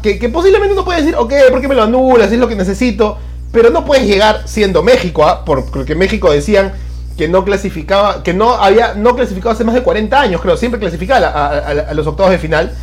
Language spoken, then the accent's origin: Spanish; Peru; como peruanos